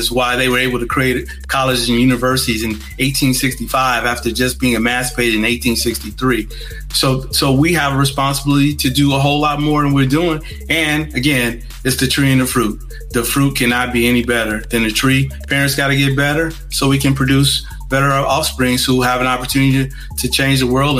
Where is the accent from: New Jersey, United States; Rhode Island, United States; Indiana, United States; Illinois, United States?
Indiana, United States; Gary; moved away; I'm from Gary.